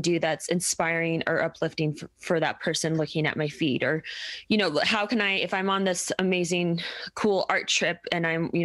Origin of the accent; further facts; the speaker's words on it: Denver, Colorado, United States; I'm from Denver